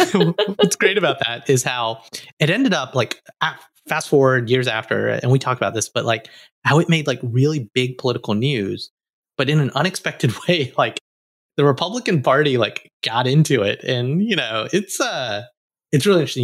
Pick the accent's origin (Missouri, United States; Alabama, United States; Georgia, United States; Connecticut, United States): Alabama, United States; moved away; an Indian American boy who came from Alabama with a banjo on my knee